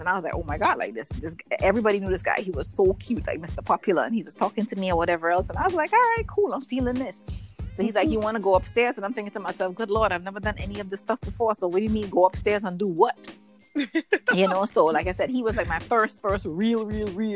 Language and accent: English; Trinidad & Tobago; The best teenage years growing up in Trinidad ever